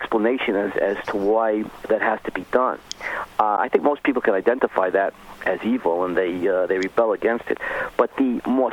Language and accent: English; New York City, New York, United States; I'm from Brooklyn